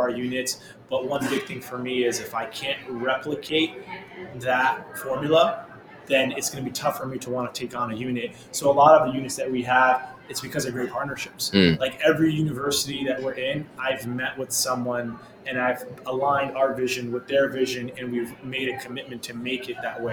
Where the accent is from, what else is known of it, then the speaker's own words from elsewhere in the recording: New York City, New York, United States; My parents fled Afghanistan during the Soviet invasion, and they immigrated to New York City, and I was born and raised in Queens